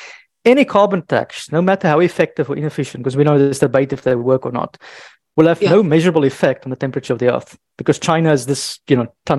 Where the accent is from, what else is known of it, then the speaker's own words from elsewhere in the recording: South Africa; now in Paris, France; I'm based in Paris now, but I'm originally from South Africa